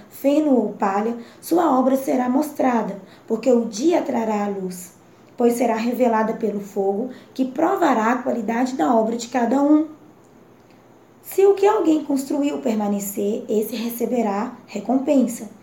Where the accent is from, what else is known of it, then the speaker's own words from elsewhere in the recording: Governador Valadares, Minas Gerais, Brazil; sou de Governador Valadares, Minas Gerais